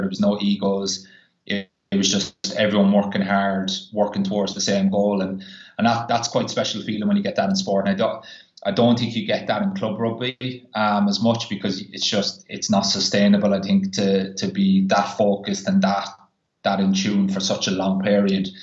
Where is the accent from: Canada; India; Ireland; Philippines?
Ireland; moved away; I'm Irish